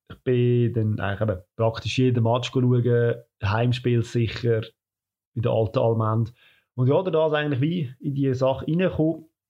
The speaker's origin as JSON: {"language": "German", "region": "Lucerne", "country": "Switzerland", "said": "Ich komme ebenfalls aus Luzern, wie die anderen zwei"}